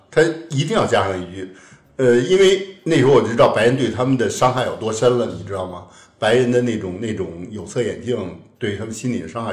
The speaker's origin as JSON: {"language": "Chinese", "region": "Beijing", "country": "China", "tie": "born or raised there", "said": "我小时候的北京"}